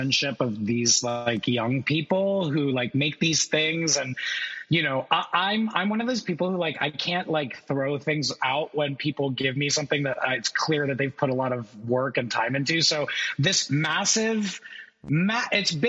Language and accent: English; Orlando, Florida, United States; moved away as an adult; also born or lived in New York; I grew up in Orlando, Florida